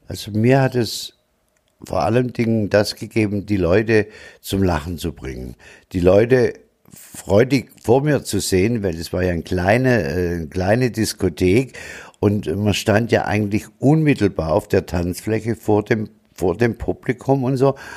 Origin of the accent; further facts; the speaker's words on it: Tübingen, Baden-Württemberg, Germany; accent: Swabian; also born or lived in Stuttgart / Freiburg; now in Munich, Germany; gebürtig bin ich in Tübingen, bin dann nach Stuttgart, von Stuttgart nach Freiburg und von Freiburg nach München.